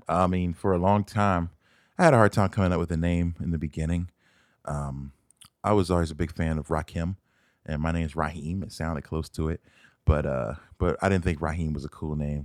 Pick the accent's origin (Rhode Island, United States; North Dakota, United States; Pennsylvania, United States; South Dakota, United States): Pennsylvania, United States; Philadelphia; moved away as an adult; now in Arizona, United States; I'm from Philadelphia. Born and raised, not West Philadelphia, but, um, a place called West Oak Lane, which is in the north side of Philadelphia, where I spent all my life until two thousand six.